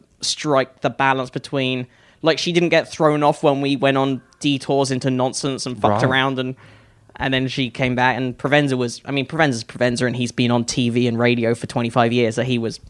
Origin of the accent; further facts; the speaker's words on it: United Kingdom; moved away as an adult; now in United States; as a Brit